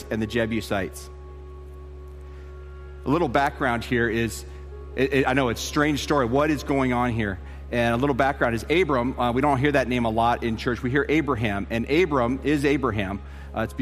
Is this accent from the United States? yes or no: yes; Tucson, Arizona, United States; moved away as an adult; also born or lived in Colorado Springs, Colorado / Dallas, Texas / Denver, Colorado; I grew up in Tucson, Arizona, and I moved from there. I went to high school there, and then I went to college there